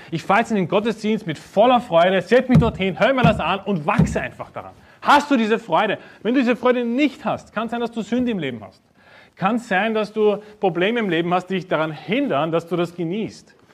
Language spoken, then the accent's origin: German; Vienna, Austria; Ja, ich bin aus Wien, das Wiener Schnitzel, okay.